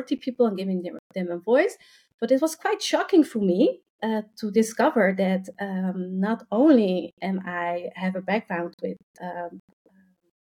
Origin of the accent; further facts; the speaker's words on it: Rotterdam, South Holland, Netherlands; I'm from the Netherlands. I have been born and raised in Rotterdam